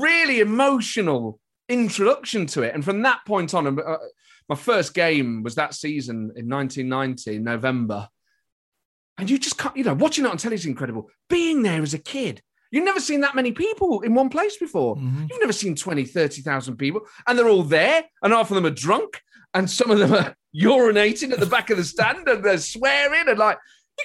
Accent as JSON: {"language": "English", "town": "Nottingham", "region": "East Midlands", "country": "United Kingdom", "tie": "born or raised there", "said": "I grew up in Nottingham"}